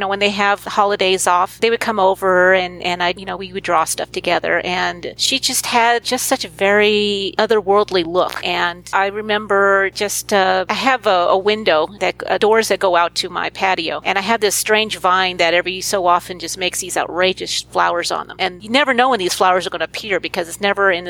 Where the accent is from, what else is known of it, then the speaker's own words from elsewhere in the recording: Brea, California, United States; I grew up in Brea